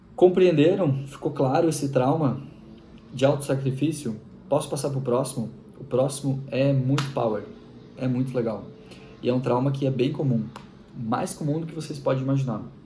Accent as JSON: {"language": "Portuguese", "town": "Machadinho", "region": "Rio Grande do Sul", "country": "Brazil", "tie": "born or raised there", "said": "eu sou gaúcho. Nasci na cidade de Machadinho, Rio Grande do Sul."}